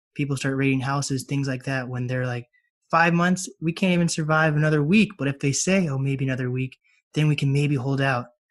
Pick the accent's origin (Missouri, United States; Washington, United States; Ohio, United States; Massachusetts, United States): Washington, United States; Mercer Island; also born or lived in Snohomish, Washington; I live in Snohomish now. I grew up on Mercer Island